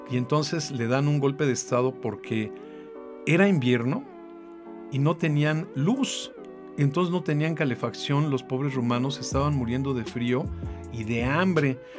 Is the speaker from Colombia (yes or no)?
no; Mexico